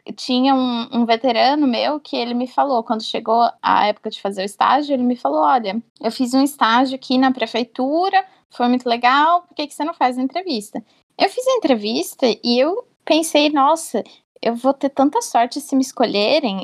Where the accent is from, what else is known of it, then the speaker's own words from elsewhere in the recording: Bauru, São Paulo, Brazil; eu sou de Bauru